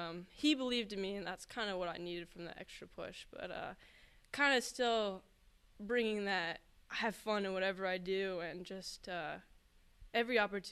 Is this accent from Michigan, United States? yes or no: no; Laurel, Maryland, United States; It's different for sure. I mean, half the time in Maryland, you don't even say hello to someone walking across from you.